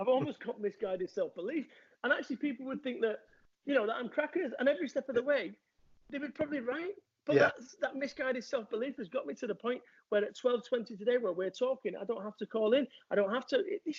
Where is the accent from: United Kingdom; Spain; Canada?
United Kingdom; Salford, North West England; I am from Salford, Manchester